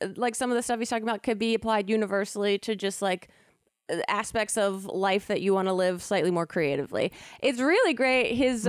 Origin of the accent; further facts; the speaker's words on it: East Coast, United States; now in Los Angeles, United States; we grew up on the East Coast.